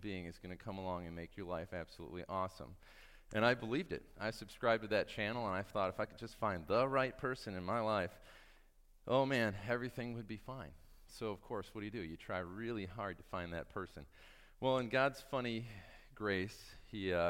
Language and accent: English; Michigan, United States; I grew up in Michigan